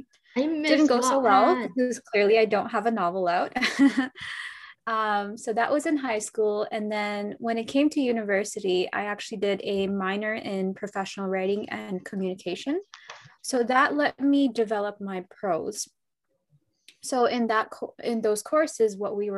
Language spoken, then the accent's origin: English; Toronto, Ontario, Canada; I'm from Toronto, Canada.